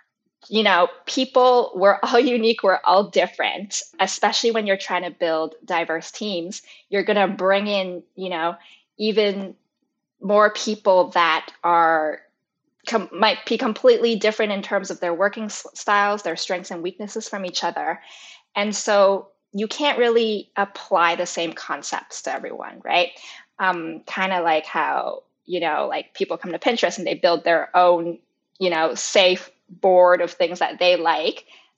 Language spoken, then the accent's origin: English; Canada; And I grew up in Canada my whole life.